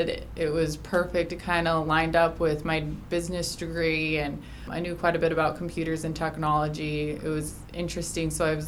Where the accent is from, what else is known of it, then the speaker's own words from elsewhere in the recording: Mesquite, Nevada, United States; also born or lived in St. George, Utah; grew up in Mesquite, went to high school here, involved in the community my whole life.